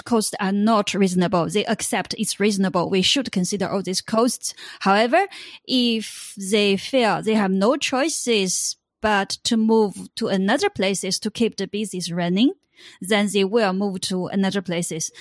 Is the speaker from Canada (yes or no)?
no; China; I come from China